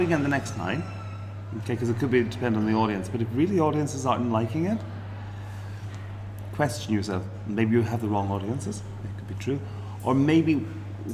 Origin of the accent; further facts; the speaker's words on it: Ireland; As an Irish person